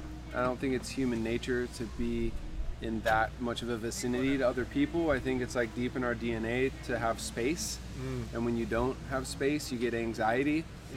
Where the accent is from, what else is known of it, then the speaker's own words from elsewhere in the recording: Long Beach, California, United States; I am from Long Beach, California, which is Southern California, that's South LA, for those who don't know. And I'm in Alaska for my very first time.